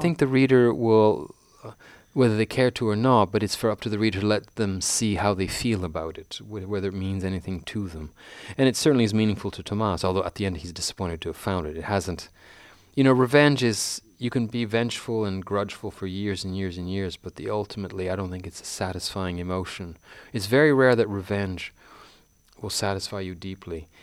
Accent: Canada; I'm a fifty-two-year-old Canadian

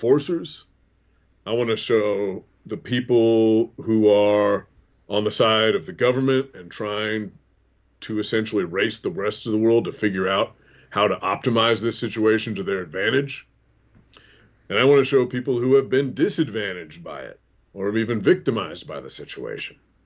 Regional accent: the Northwest, Pacific Northwest, United States; now in Midwest, United States; I grew up in the Northwest

